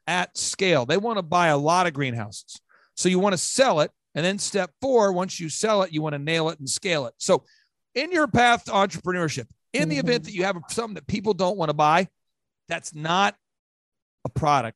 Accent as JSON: {"language": "English", "region": "Minnesota", "country": "United States", "said": "I grew up poor. I'm from Minnesota."}